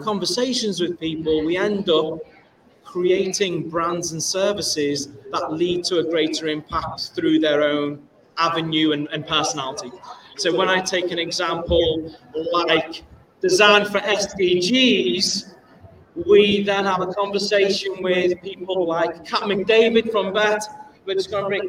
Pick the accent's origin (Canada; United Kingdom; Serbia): United Kingdom; Liverpool, North West England; I hail from Liverpool, UK